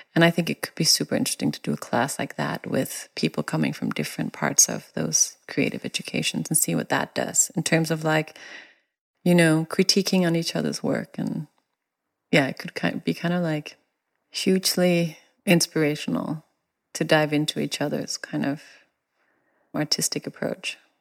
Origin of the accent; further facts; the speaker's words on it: Denmark; now in United States; me coming from Denmark